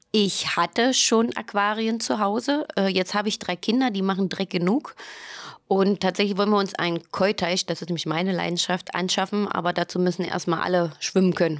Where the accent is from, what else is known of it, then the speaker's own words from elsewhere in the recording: East Germany, Germany; wir sind in der DDR sozusagen groß geworden